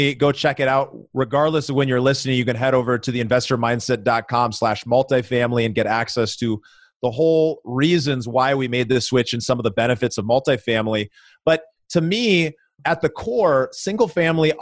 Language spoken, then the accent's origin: English; Minneapolis, Minnesota, United States; now in Denver, United States; my hometown of Minneapolis, Minnesota